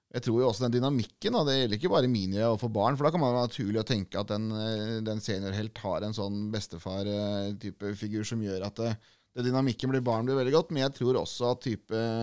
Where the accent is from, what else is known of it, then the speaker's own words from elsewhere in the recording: Norway; vi er nordmenn